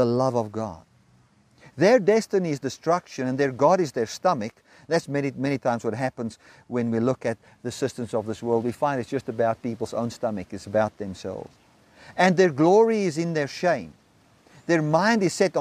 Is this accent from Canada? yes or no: no; South Africa; As I sit here in Zambia, I'm a South African citizen, although I'm in Zambia